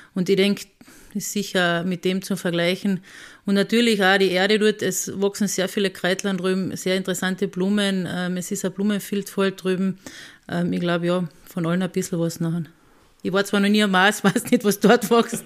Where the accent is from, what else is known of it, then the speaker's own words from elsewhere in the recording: Rattendorfer Alm, Carinthia, Austria; die Alm, wo ich groß geworden bin